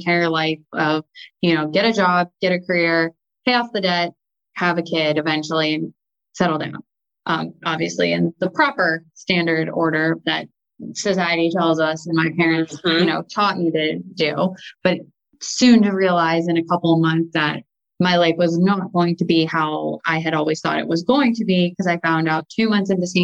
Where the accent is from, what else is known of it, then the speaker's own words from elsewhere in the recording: Erie, Pennsylvania, United States; also born or lived in Pittsburgh, Pennsylvania; I grew up in like Erie, Pennsylvania